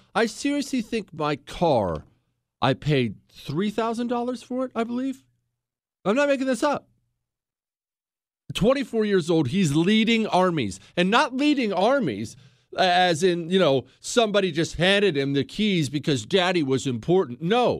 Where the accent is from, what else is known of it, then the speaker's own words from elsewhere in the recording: United States; I'm an American.